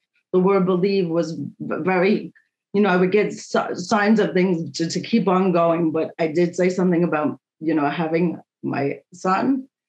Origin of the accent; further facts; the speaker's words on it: New York, United States; And I am a talker. I am from New York.